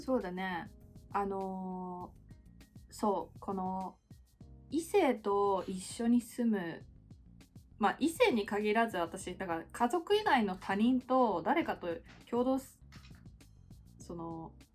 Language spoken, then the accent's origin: Japanese; Japan; first language Japanese; moved away as an adult; also born or lived in Australia